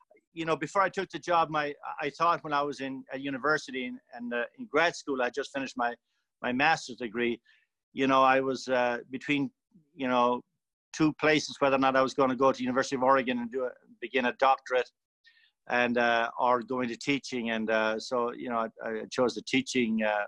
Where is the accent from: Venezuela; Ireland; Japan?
Ireland; County Tipperary, Munster; now in Yakima, United States; I'm from a rural place in Ireland called County Tipperary, just about 5 miles outside the Tipperary town. It's a rural area. And of course, growing up in the late 50s and the 60s